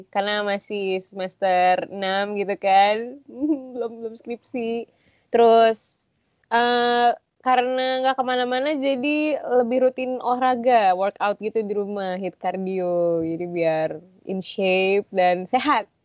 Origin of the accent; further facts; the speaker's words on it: Jakarta, Indonesia; Aku dari Jakarta.